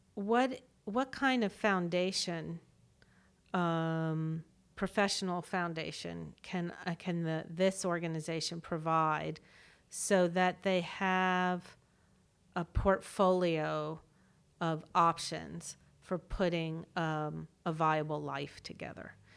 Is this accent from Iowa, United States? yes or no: no; Washington, District of Columbia, United States; growing up in Washington, D C, where I was, got to be in these pinnacle cultural institutions